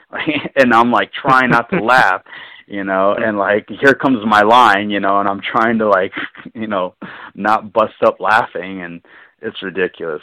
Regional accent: Southern California, United States; I grew up in Southern California

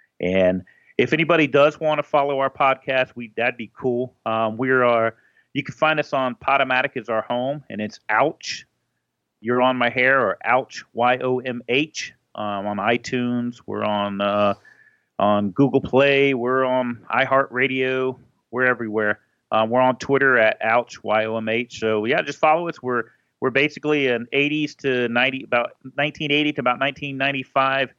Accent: Georgia, United States; also born or lived in Florida; I was born in Florida, but and then we moved to Georgia later

